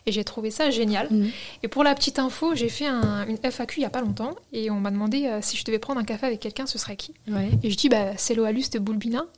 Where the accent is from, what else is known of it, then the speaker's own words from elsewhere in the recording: France; first language French; ma grand-mère me disait, mais t'es française en fait.